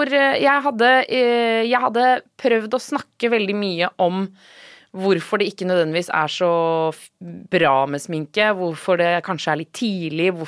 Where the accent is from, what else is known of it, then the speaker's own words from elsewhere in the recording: Norway; Men eh, jo, det er jo enten det eller å være hjemme i Norge, da.